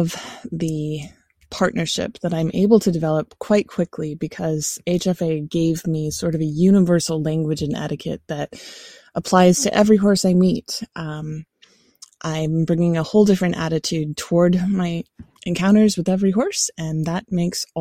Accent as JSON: {"language": "English", "town": "Roanoke", "region": "Virginia", "country": "United States", "said": "I'm from Roanoke, Virginia in the US"}